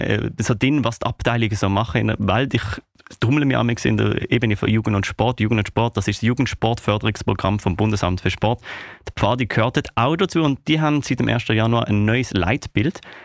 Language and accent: German; Switzerland; bei uns in der Schweiz.